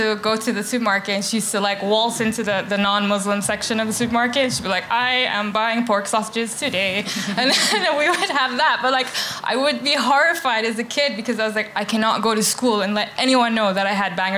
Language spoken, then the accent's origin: English; Bahrain; now in London, United Kingdom; I grew up in Bahrain